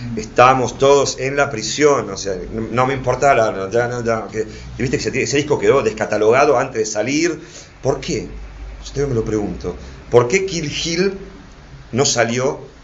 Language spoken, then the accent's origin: Spanish; Buenos Aires, Argentina; me crié en Flores